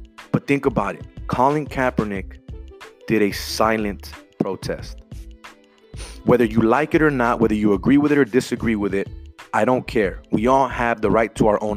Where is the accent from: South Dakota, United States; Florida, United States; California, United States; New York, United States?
California, United States; Los Angeles; I grew up in South Central.